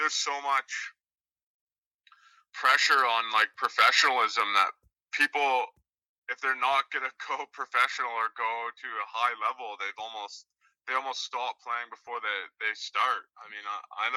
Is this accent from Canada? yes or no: yes; Fredericton, New Brunswick, Canada; moved away as an adult; also born or lived in Edinburgh / London / Cape Town / Victoria; now in Vancouver, Canada; I'm from Fredericton, but I hadn't lived there really since 2006 or 2007.